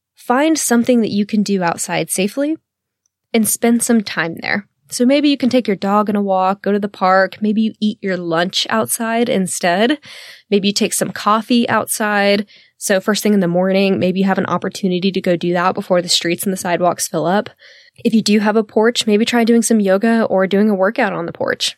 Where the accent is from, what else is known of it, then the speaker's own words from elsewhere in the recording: the South, United States; I'm from the South